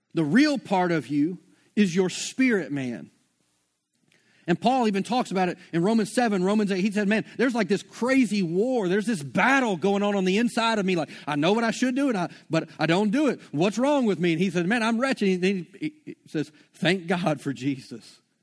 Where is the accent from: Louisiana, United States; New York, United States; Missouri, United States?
Louisiana, United States; Shreveport; moved away; I'm from Shreveport